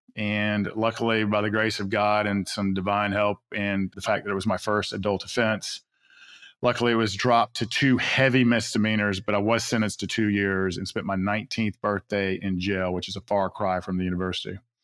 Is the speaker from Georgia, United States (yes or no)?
yes; Atlanta, Georgia, United States; I grew up in South Atlanta